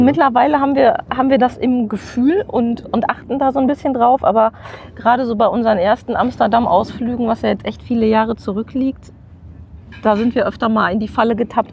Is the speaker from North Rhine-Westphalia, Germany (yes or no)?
yes; Witten, North Rhine-Westphalia, Germany; Ich komme wiederum aus Witten und habe in der Grundstu Grundschule im, ich glaube, es hieß Sachkundeunterricht mhm. gelernt